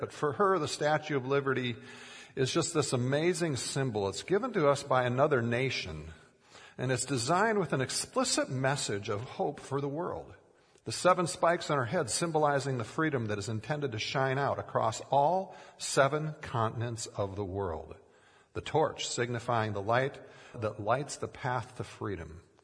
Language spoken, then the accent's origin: English; Minnesota, United States; growing up in Minnesota, we had an aquarium for many years with swordtail fish